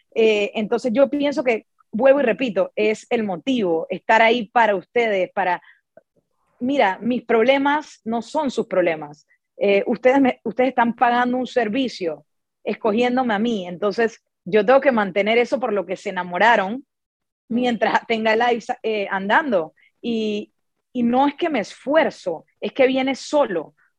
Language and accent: Spanish; Panama; a mí que soy de Panamá